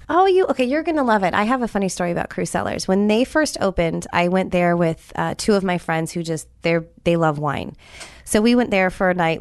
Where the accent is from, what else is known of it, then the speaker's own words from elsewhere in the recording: San Jose, California, United States; now in Tampa, United States; I grew up in California. you know, where I grew up, um, I was only about thirty minutes away from Salinas